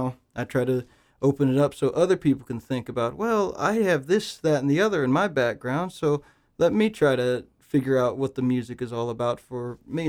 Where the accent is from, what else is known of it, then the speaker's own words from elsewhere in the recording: Phoenix, Arizona, United States; now in North Carolina, United States; I came over from Phoenix, Arizona to North Carolina. I came to Appalachian State University, went to an event called the Black Banjo Gathering